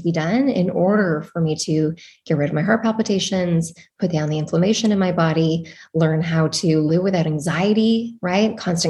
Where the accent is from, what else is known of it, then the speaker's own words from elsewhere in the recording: Val-Morin, Quebec, Canada; So the one that we grew up at was in Valmarin in the mountains in Montreal, Canada.